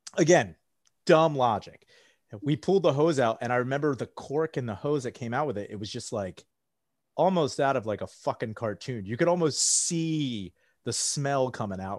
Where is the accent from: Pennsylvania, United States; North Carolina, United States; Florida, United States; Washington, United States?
Pennsylvania, United States; outside Valley Forge; moved away as an adult; also born or lived in South Philadelphia; I grew up outside of Valley Forge